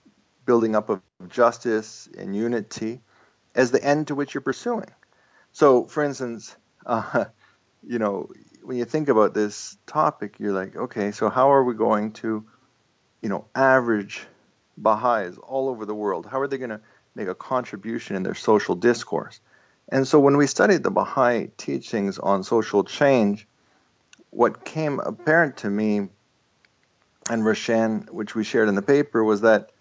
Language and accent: English; Toronto, Ontario, Canada; first language Estonian; English is a second language; as an Estonian growing up in Canada